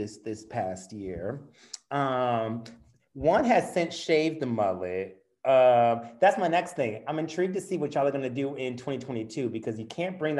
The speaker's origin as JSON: {"language": "English", "town": "St. Louis", "region": "Missouri", "country": "United States", "moved": "yes", "lives_now": "Chicago, United States", "said": "we're from St. Louis."}